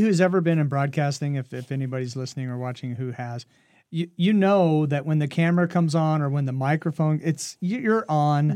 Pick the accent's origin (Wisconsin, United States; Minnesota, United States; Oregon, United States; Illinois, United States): Oregon, United States; Western; also born or lived in Compton, California; I grew up in Oregon